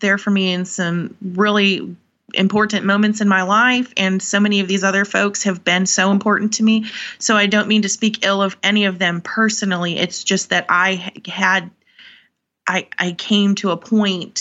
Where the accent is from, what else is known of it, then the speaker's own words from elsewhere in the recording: North Dakota, United States; I'm from North Dakota